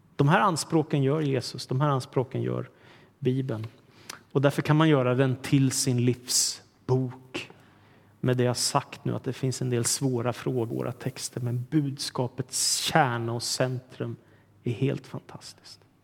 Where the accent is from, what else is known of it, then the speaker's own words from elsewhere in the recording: Sweden; vi svenskar